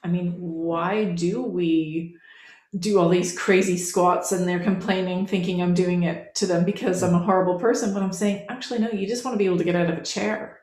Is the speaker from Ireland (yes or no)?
no; Canada; moved away as an adult; now in England; I'm a Canadian that lives in England. I've lived here for a couple decades now